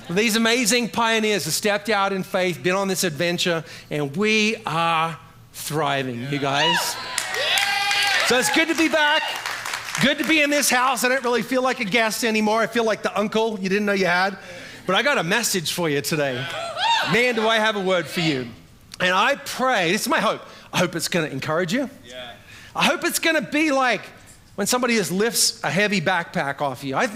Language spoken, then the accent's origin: English; Australia; also born or lived in New York City; now in Charleston, United States; You can tell by what's left of my messed up accent from where I met Pastor Jason back in the day, growing up in Australia, via 12 years in New York City. Now I live in Charleston, South Carolina